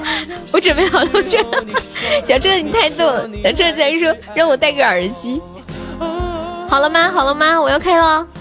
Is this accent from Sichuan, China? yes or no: no; Changde, Hunan, China; 我是常德一中的，我是常德一中的。